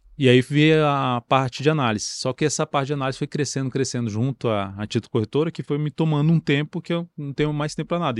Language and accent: Portuguese; Brasília, Federal District, Brazil; eu nasci em Brasília, sempre morei em o Brasília